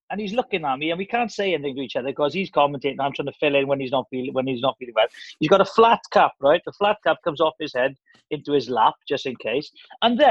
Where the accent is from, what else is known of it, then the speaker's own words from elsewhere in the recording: Welsh, Wales, United Kingdom; I'm Welsh, and like Scottish and Welsh